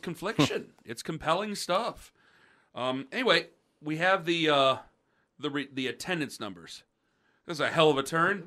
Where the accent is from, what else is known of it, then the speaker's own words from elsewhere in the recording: Stark County, Ohio, United States; I'm from Stark County